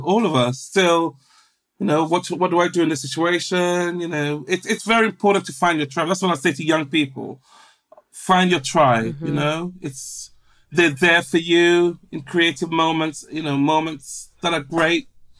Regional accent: England, United Kingdom; Black, gay, working class, I'm from England.

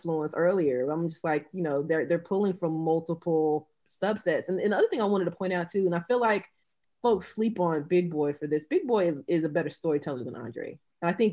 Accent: Albany, Georgia, United States; I'm from Albany, Georgia

